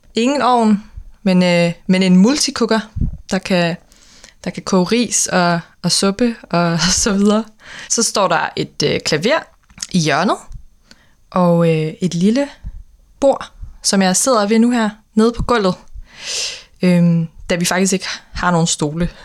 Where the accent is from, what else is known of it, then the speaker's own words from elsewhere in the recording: Aarhus, Central Denmark Region, Denmark; moved away as an adult; now in Copenhagen, Denmark; Jeg er fra Aarhus øh, oprindeligt, men bor øh, normalt i København